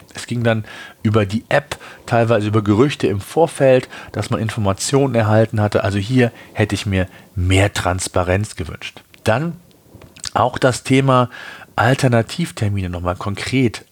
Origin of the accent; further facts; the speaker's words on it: Germany; Bei uns in Deutschland